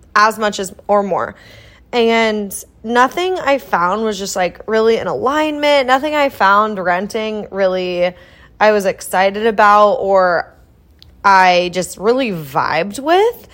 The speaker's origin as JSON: {"language": "English", "region": "Iowa", "country": "United States", "tie": "born or raised there", "moved": "as an adult", "lives_now": "Kansas City, United States", "said": "I grew up in Iowa"}